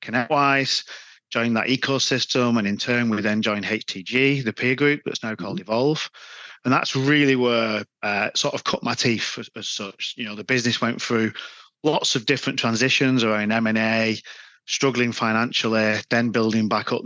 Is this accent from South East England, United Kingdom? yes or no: no; Wigan, North West England, United Kingdom; accent: Wigan; Yeah, I am from Wigan. Yeah, I mean, you can't hide the Wigan accent.